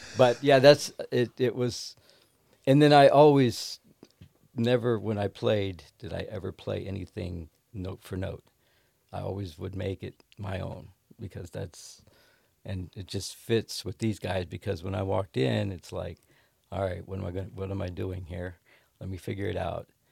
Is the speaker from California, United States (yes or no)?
no; Ohio, United States; I grew up in Levicksburg, Ohio, which is a little crossroads